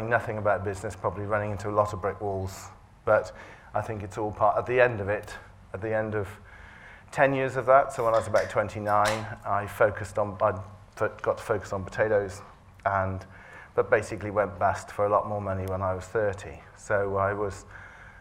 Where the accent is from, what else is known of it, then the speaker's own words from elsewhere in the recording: Herefordshire, West Midlands, United Kingdom; I grew up in Herefordshire on a family farm